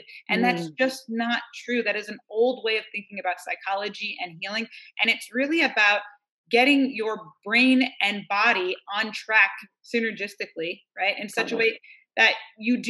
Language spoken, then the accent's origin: English; New York, United States; now in Northern California, United States; I'm from New York, and I live out here in Northern California, in the mountains.